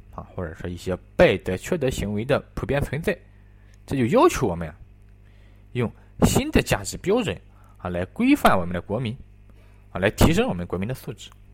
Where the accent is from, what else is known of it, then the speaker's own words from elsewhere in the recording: China; 我们中国人有一些能够称之为中国人的一些东西